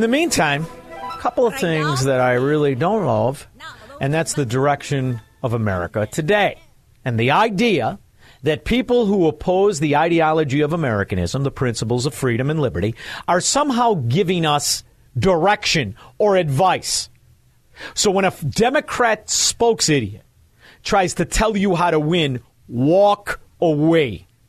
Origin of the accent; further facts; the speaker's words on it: Chicago, Illinois, United States; we're from Chicago.